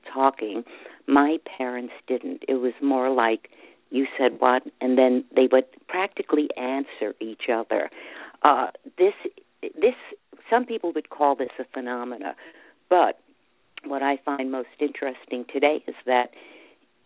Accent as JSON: {"language": "English", "town": "New York City", "region": "New York", "country": "United States", "tie": "born or raised there", "said": "I grew up in Brooklyn"}